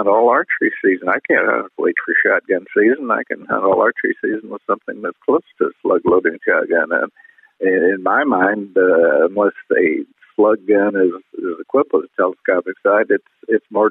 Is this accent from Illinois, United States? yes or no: yes; Illinois, United States; moved away as an adult; also born or lived in Indiana / Montana; I grew up in Illinois and Indiana